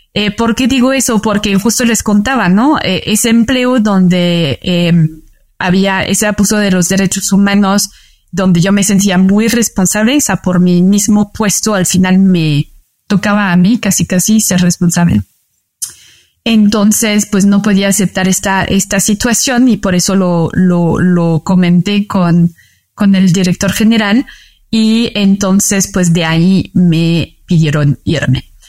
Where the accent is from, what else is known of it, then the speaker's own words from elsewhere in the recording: France; Spanish is a second language; moved away as an adult; also born or lived in Paris; now in Mexico City, Mexico; Yo nací en París, pero luego toda mi vida viví eh, cerca del mar